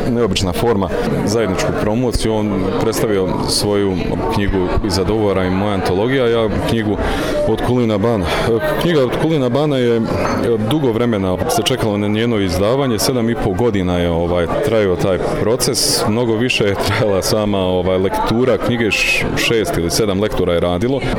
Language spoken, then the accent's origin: Croatian; Tuzla area, Federation of Bosnia and Herzegovina, Bosnia & Herzegovina; U pitanju je govor kraja odakle sam ja odrastao, a radi se o jel, tuzlanskom kraju